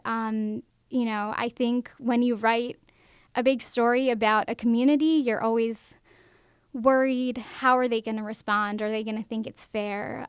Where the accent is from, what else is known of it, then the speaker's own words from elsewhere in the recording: Baltimore, Maryland, United States; now in Macon, United States; when I moved to Macon, I'm from Baltimore, Maryland